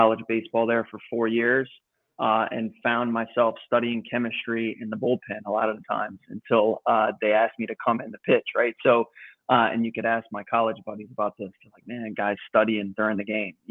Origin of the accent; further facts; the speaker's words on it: Louisiana, United States; I was born and raised in Louisiana